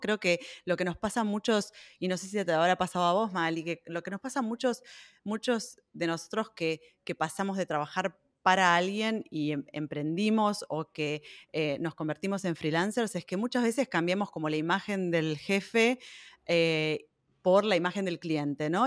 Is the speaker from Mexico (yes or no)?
no; Buenos Aires, Argentina; moved away as an adult; now in Berlin, Germany; nací en Buenos Aires, pero vivo en Berlín hace más de 12 años